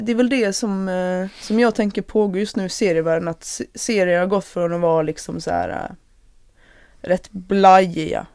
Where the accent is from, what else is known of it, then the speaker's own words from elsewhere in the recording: Malmö, Skåne, Sweden; då bodde ju redan jag och min mamma i eh, Malmö, så det var där jag växte upp